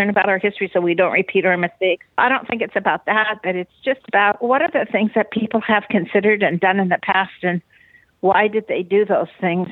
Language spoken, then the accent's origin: English; Seattle, Washington, United States; I grew up in Fauntleroy